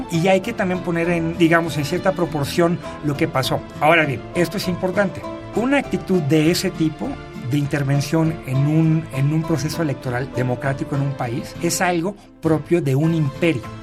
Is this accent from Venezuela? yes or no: no; Mexico; yo creo que como mexicanos, también.